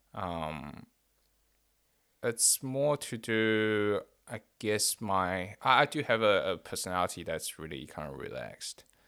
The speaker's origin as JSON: {"language": "English", "country": "Taiwan", "tie": "born or raised there", "moved": "yes", "said": "me growing up in Taiwan"}